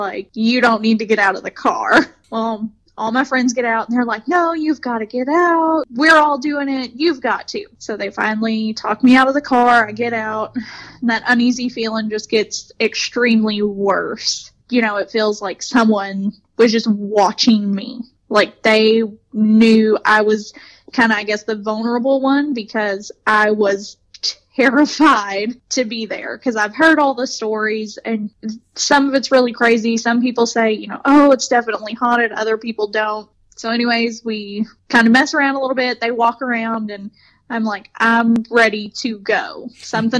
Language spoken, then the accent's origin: English; Elizabethtown, Kentucky, United States; my hometown